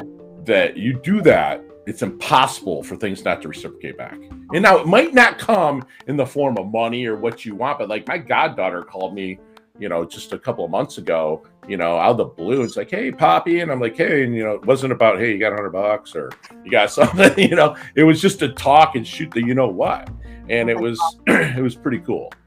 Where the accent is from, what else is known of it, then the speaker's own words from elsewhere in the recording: Michigan, United States; also born or lived in Philippines; I'm Midwestern from Michigan